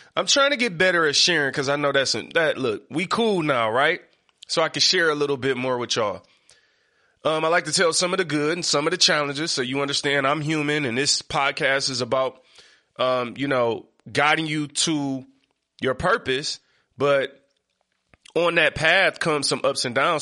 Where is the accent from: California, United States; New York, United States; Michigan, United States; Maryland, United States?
Michigan, United States; Detroit; I come from Seven Mile East Side